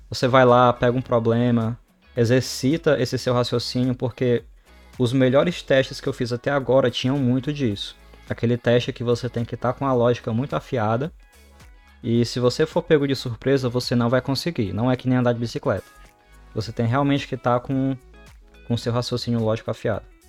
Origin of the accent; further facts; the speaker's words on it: Brazil; moved away as an adult; now in Canada; sou do Brasil